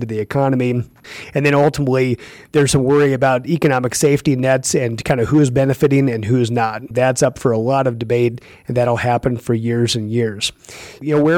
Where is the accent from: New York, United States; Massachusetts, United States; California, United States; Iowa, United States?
Iowa, United States; moved away; I'm from Iowa originally, and I hear from people back in Iowa